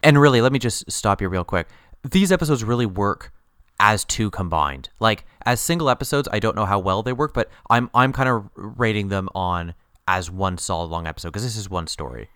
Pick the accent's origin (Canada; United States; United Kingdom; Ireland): United Kingdom; England; We're, we're English